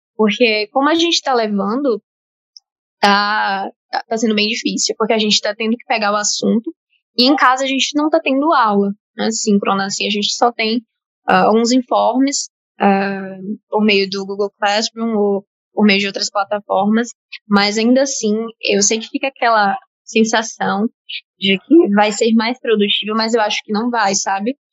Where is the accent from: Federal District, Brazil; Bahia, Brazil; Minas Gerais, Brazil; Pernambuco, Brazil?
Bahia, Brazil; Salvador; Eu sou de Salvador, Bahia, então também sou time Nordeste